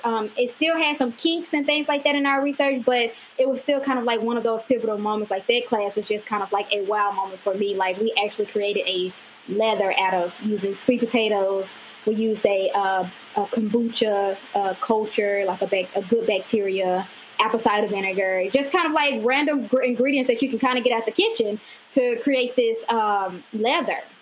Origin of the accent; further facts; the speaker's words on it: Mississippi, United States; I'm originally from Mississippi